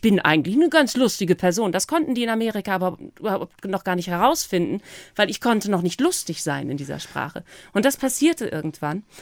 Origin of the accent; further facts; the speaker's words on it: East Frisia, Lower Saxony, Germany; also born or lived in United States; über meine, über meine Heimat